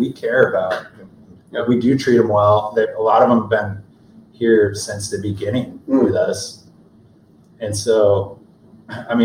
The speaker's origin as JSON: {"language": "English", "town": "Burlington", "region": "Vermont", "country": "United States", "tie": "born or raised there", "moved": "yes", "said": "I grew up in Vermont"}